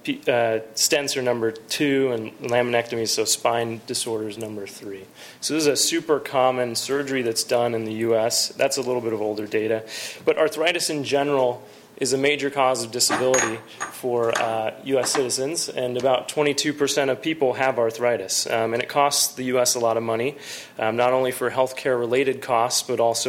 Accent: San Jose, California, United States; also born or lived in North Carolina; I'm actually a Bay Area native. I came from San Jose. I went to Bellarmine for high school

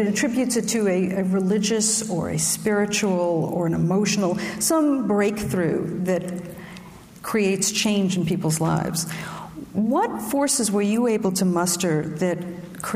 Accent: New York City, New York, United States; I grew up in Brooklyn where marinara sauce was mother's milk

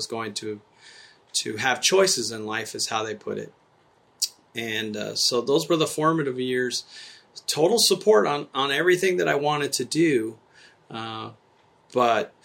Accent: Tucson, Arizona, United States; also born or lived in Nuevo Casas Grandes, Chihuahua, Mexico; growing up in Tucson, Arizona is where I grew up

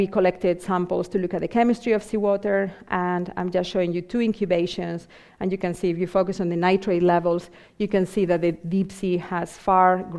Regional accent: Vigo, Galicia, Spain; moved away; also born or lived in Southampton; my hometown in Vigo in Spain

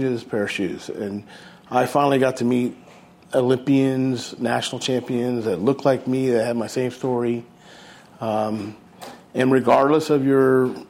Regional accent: San Francisco, California, United States; I was being bused from the Mission District, all Latino and African American, to an all-white high school in the Sunset

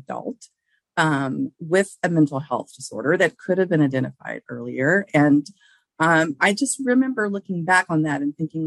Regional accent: Houston, Texas, United States; we had the same pediatrician. This is in Houston, Texas. I'm originally from Texas

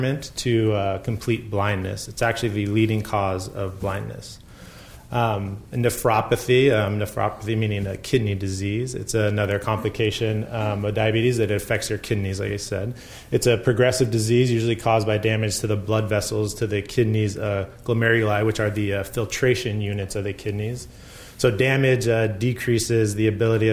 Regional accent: Bay Area, California, United States; I grew up in the Bay Area

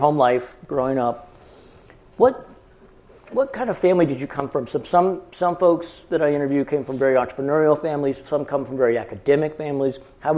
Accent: Canada; born there; I was born in Canada, I can make Canadian jokes.

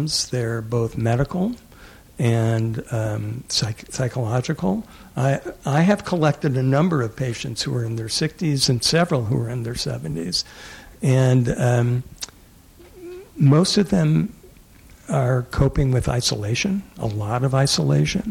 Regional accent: the South, United States; moved away; I grew up in the South

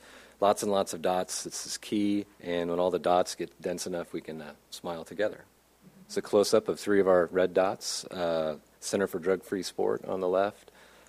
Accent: Kansas City, United States; And so I'm from Kansas City, and it's just really great to be here.

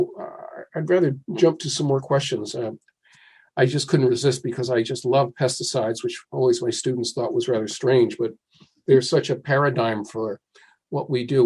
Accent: New Jersey, United States; my home state is New Jersey

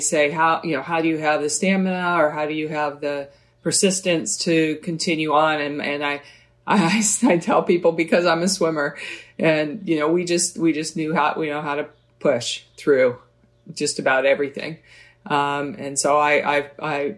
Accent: Oakland, California, United States; I grew up in Oakland

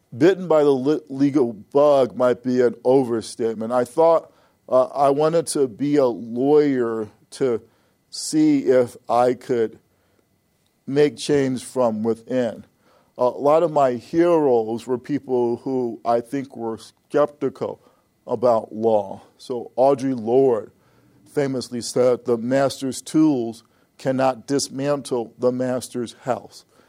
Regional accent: Chicago, Illinois, United States; moved away as an adult; I was born and raised in Chicago, Illinois

